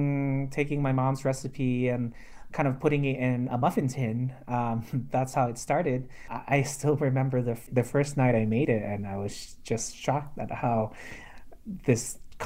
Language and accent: English; Indonesia; also born or lived in New York City, United States; I grew up in Indonesia and also in New York City.